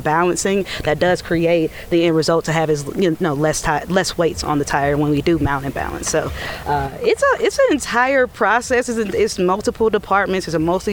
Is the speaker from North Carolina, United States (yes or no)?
no; Atlanta, Georgia, United States; I'm born and raised in Atlanta